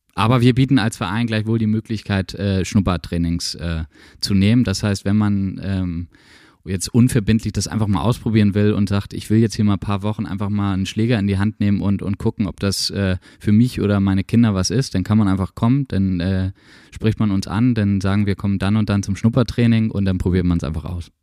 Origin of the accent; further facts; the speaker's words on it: Nortorf, Schleswig-Holstein, Germany; now in Schwarzenbek, Germany; als Nordhoffer muss man immer sagen, das ist der geografische Mittelpunkt von Schleswig-Holstein